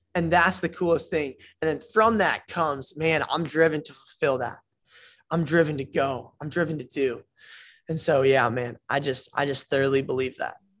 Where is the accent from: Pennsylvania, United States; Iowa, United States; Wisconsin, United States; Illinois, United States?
Iowa, United States; moved away as an adult; also born or lived in New Jersey; now in Florida, United States; I was born in Jersey, uh, moved to Iowa when I was four, grew up in Iowa my entire life, did elementary, middle